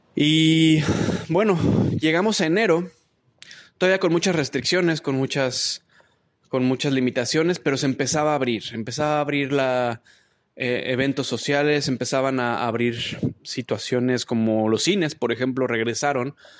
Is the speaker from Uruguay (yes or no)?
no; Mexico; now in Toronto, Canada; mis mexicanos, desde México, a mis mexicanos desde acá de Toronto